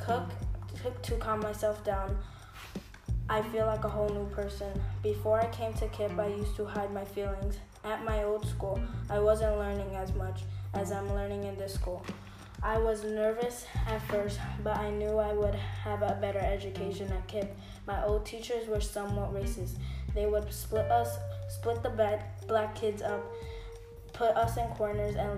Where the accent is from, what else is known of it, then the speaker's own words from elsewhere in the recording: New York City, New York, United States; I was born and raised in the Bronx